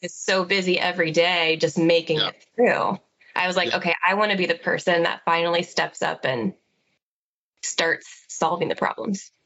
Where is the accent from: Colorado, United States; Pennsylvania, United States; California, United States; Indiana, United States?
Indiana, United States; Fort Wayne; I was born and raised in Fort Wayne, Indiana